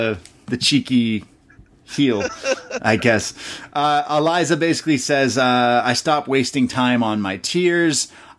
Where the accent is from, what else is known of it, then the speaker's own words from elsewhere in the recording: Canada; Like I said, I'm a Canadian. I don't know my American history, as you could tell.